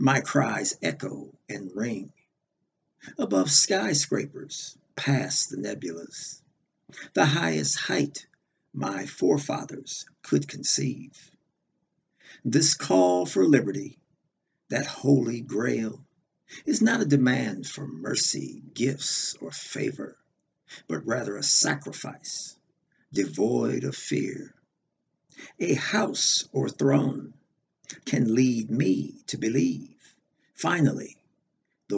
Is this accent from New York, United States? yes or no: no; Los Angeles, California, United States; I'm originally from Los Angeles, California